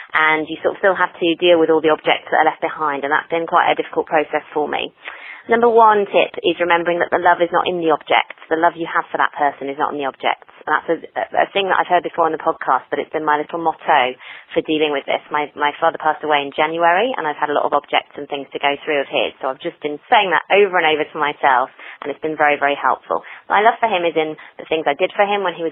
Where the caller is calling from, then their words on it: Hertfordshire, East of England, United Kingdom; I'm calling from Hertfordshire in the UK.